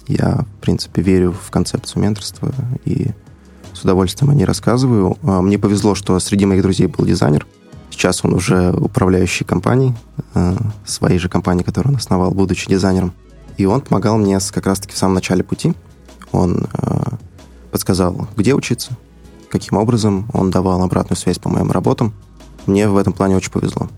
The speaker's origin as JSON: {"language": "Russian", "town": "Iglino", "region": "Bashkortostan", "country": "Russia", "moved": "as an adult", "lives_now": "Moscow, Russia", "said": "я сам из села, села Иглино, это э, село находится рядом с Уфой"}